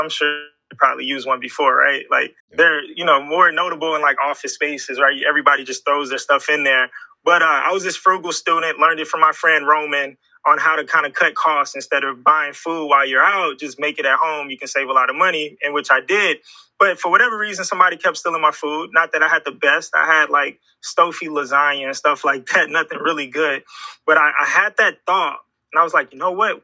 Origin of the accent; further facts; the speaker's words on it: Houston, Texas, United States; the beautiful city of Houston, Texas, man. Uh, I grew up here